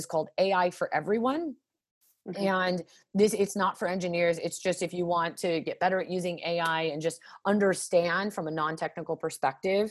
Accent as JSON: {"language": "English", "town": "Las Vegas", "region": "Nevada", "country": "United States", "said": "I come from Las Vegas"}